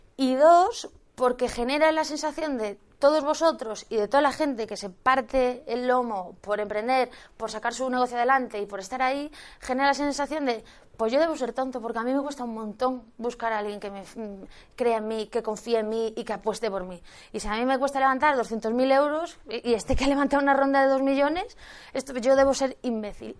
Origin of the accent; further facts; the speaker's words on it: Galicia, Spain; yo soy gallega, seguro que ya me lo habéis notado